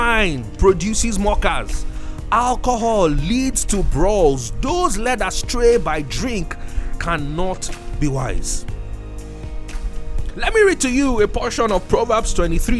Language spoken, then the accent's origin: English; Nigeria; I was from Nigeria